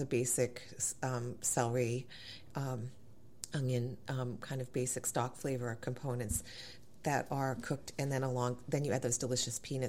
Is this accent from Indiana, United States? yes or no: no; central Massachusetts, United States; also born or lived in Alabama / Charleston, South Carolina; now in Virginia, United States; But in the central Massachusetts where I grew up